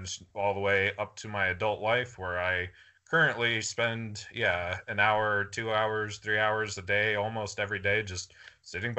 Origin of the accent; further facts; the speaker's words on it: Atlanta, Georgia, United States; I was born in Atlanta, Georgia